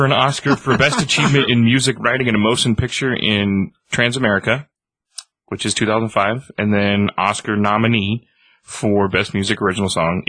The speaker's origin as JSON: {"language": "English", "region": "California", "country": "United States", "tie": "born or raised there", "moved": "yes", "lives_now": "Colorado, United States", "said": "I was born in California."}